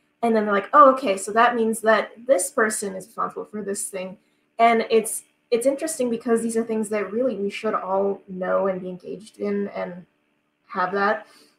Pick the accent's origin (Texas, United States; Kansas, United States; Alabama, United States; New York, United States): Kansas, United States; it's very easy to say, okay, I'm from Kansas, so the really only important people to vote for are the senators from Kansas